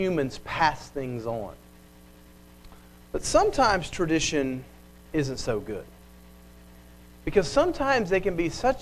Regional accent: Bixby, Oklahoma, United States; I grew up in Bixby. I still live there

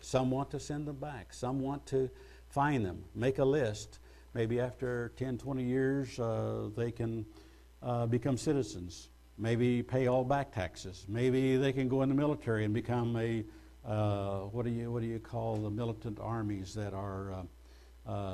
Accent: United States; I'm an American citizen.

